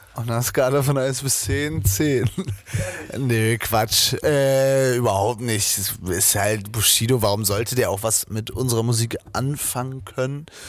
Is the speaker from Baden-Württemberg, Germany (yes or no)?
no; Zetel, Lower Saxony, Germany; moved away; von Zetel, da wo ich herkomme.